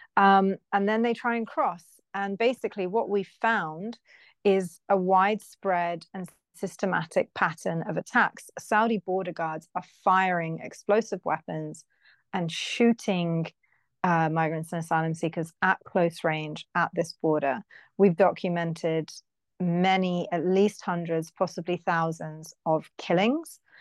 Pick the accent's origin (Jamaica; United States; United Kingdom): United Kingdom; I'm British